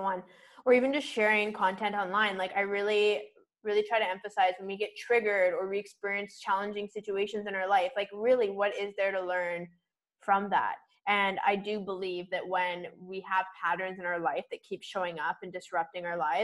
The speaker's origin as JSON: {"language": "English", "area": "Vancouver Island", "region": "British Columbia", "country": "Canada", "also_born_or_lived": "Toronto", "moved": "yes", "said": "I'm from Vancouver Island"}